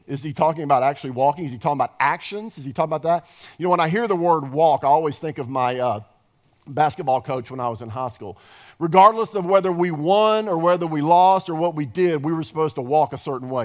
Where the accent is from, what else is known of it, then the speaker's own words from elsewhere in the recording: the South, United States; we're from the South here